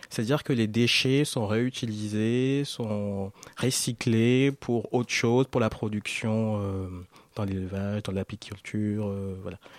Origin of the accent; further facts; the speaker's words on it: Cotonou, Littoral, Benin; chez nous en Afrique.